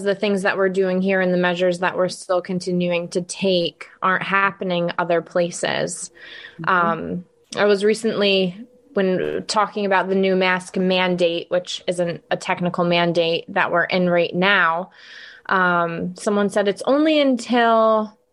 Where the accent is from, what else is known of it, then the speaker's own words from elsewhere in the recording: upstate New York, United States; I am a native to New York